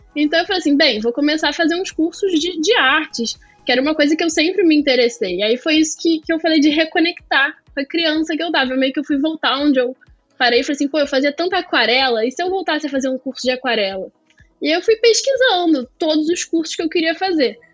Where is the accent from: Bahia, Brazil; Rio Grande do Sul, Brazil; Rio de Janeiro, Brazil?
Rio de Janeiro, Brazil; Sou nascida e criada no Rio